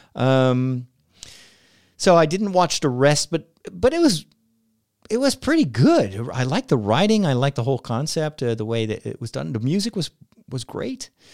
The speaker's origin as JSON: {"language": "English", "country": "Netherlands", "said": "my home country in the Netherlands"}